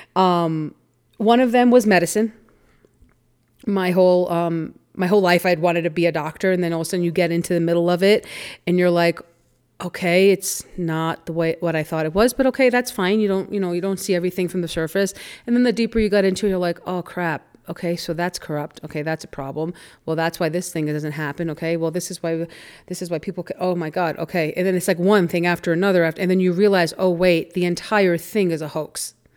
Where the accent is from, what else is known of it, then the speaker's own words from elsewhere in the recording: New York, United States; I grew up in New York